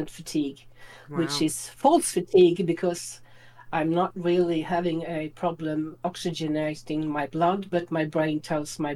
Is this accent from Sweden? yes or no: yes; Sweden; I'm from Sweden